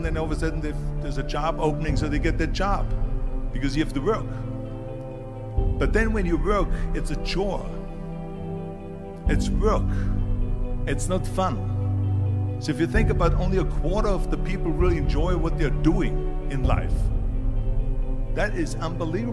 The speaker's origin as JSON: {"language": "English", "country": "Austria", "tie": "born or raised there", "moved": "yes", "said": "I was born in 1947 in Austria after the Second World War. And I didn't really like Austria when I grew up."}